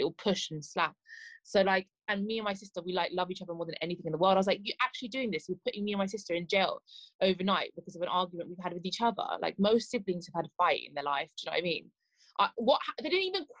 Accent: England, United Kingdom; I'm from England and I can't speak Farsi

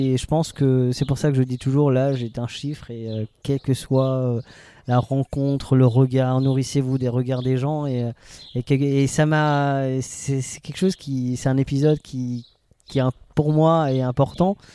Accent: Alsace, Grand Est, France; on est alsacien

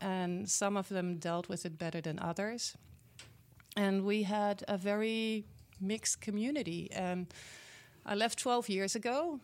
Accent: Netherlands; English is a second language; moved away as an adult; now in Milwaukee, United States; I was born and raised in the Netherlands, in Europe

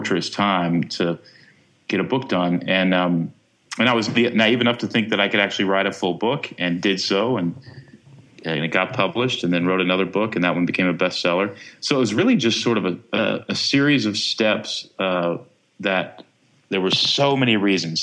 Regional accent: Texas, United States; I grew up in Texas

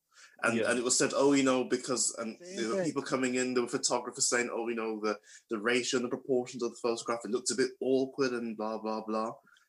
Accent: United Kingdom; growing up in British culture.

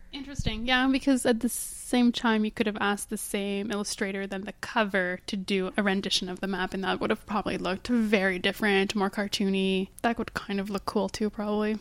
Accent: Canada; we're Canadian

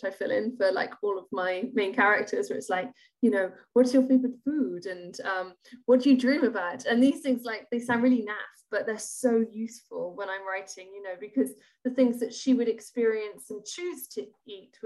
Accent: Edinburgh, Scotland, United Kingdom; I grew up in Edinburgh

